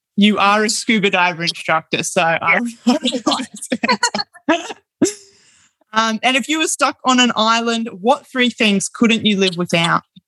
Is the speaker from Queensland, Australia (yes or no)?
yes; Brisbane, Queensland, Australia; now in Bundaberg, Australia; I'm from Brisbane